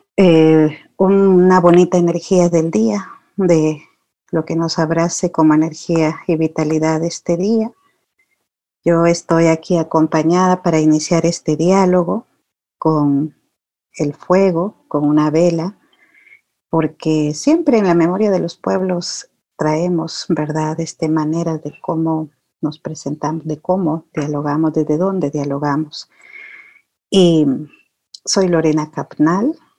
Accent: Guatemala; soy de Ishimuleu, soy de este territorio ancestral

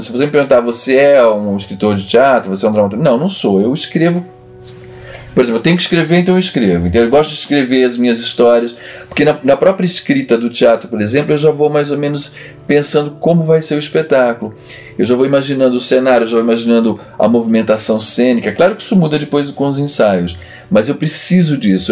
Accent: São Paulo, Brazil; moved away as an adult; also born or lived in Vigo, Spain; now in Portugal; Eu saí do Brasil em 92.

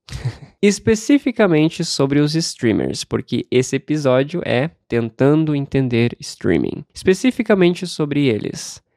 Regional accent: Brazil; como brasileiro que nasceu e cresceu sem o hábito de dar a gorjeta

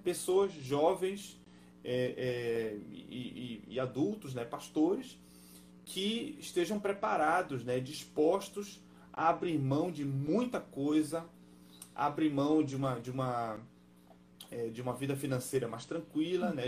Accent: Belém, Pará, Brazil; moved away as an adult; now in Germany; eu nasci em Belém do Pará, sabe? Eu me criei, eu me criei tomando açaí com peixe frito

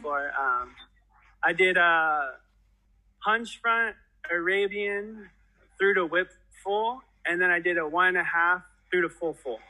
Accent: Antelope Valley, California, United States; born or raised there

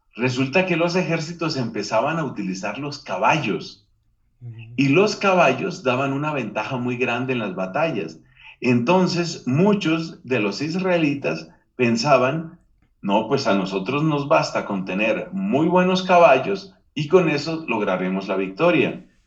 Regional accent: Colombia; Aquí en mi país, Colombia

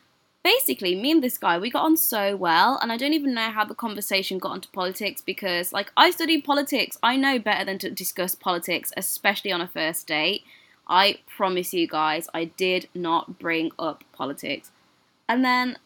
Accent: United Kingdom; accent: British; now in United States

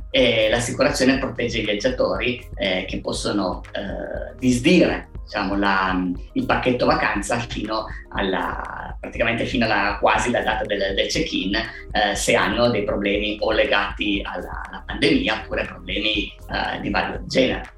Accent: Alba, Piedmont, Italy; noi siamo cinque soci, siamo di Alba

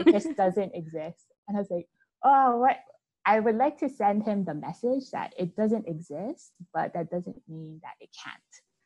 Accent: Hawaii, United States; we're actually 100% Japanese so we so but we are always we born and raised in Hawaii

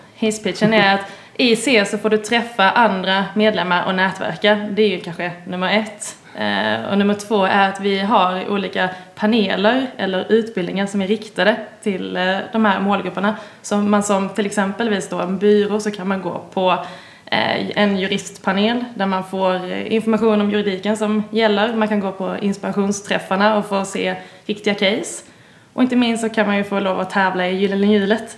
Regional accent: Båstad, Skåne, Sweden; moved away; ni hör kanske att jag inte är härifrån, kommer från nordvästra Skåne. Mm. Närmare bestämt eh, Båstad kommun

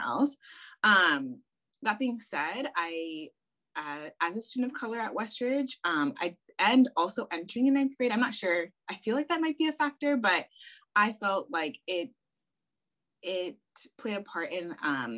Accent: South Pasadena, California, United States; I grew up in South Pass. So my parents moved to South Pasadena specifically for the school district.

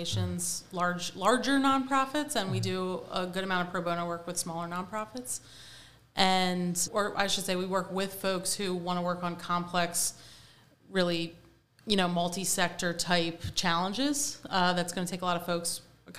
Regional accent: Wilmington, Delaware, United States; I'm from Delaware. I met my husband in my high school, so we're high school sweethearts

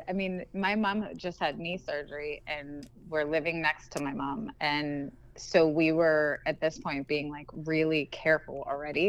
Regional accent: Pittsburgh, Pennsylvania, United States; I did grow up in Pittsburgh. So I grew up here.

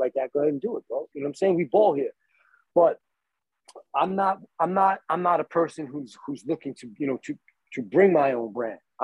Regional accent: Copiague, New York, United States; I grew up in Copeg.

